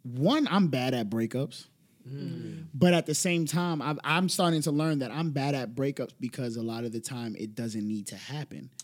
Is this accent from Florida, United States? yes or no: no; New York City, New York, United States; I'm a product of the Bronx